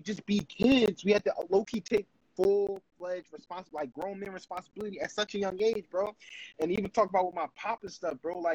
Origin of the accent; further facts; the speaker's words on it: Philadelphia, Pennsylvania, United States; living in North